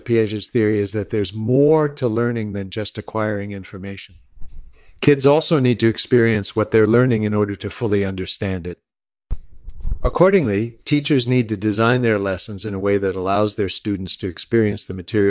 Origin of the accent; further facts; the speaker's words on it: San Diego, California, United States; born there; I was born in 1941 in San Diego.